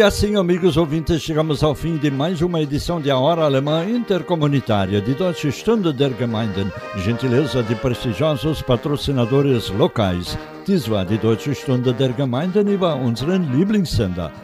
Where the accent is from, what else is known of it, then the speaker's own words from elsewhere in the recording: Linha Bonita, Rio Grande do Sul, Brazil; era lá na minha infância em Linha Bonita, Tesoura Chapada, Rio Grande do Sul